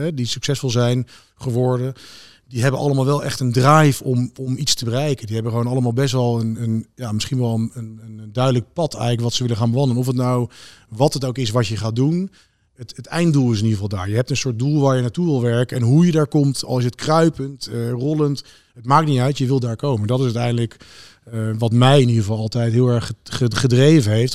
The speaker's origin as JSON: {"language": "Dutch", "town": "Wassenaar", "region": "South Holland", "country": "Netherlands", "tie": "born or raised there", "said": "ik ben opgegroeid in Wassenaar"}